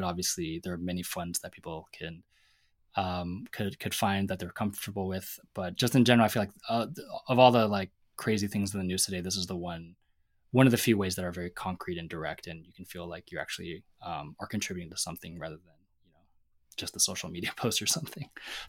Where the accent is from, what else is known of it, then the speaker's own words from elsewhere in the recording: Seattle, Washington, United States; I grew up in Seattle, so I didn't understand. I was more … than …, to my great shame.